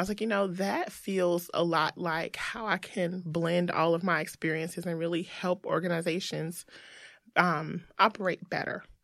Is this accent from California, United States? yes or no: no; Greensboro, North Carolina, United States; I'm from Greensboro, North Carolina